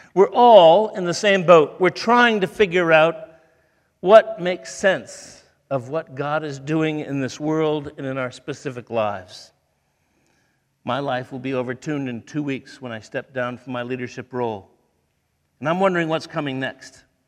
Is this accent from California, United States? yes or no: no; Toledo, Ohio, United States; moved away; I grew up in Toledo, Ohio